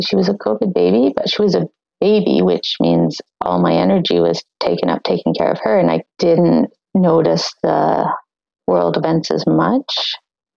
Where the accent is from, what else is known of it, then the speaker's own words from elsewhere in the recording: New Brunswick, Canada; moved away as an adult; also born or lived in Nova Scotia / Vancouver, BC; where I grew up in New Brunswick